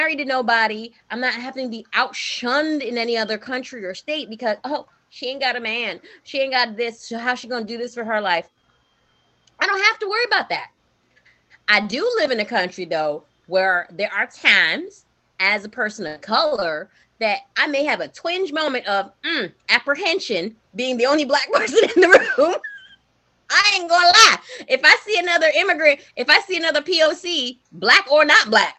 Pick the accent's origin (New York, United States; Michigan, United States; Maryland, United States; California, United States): New York, United States; New York City; when I was growing up in Brooklyn, I never saw possibilities of me outside of New York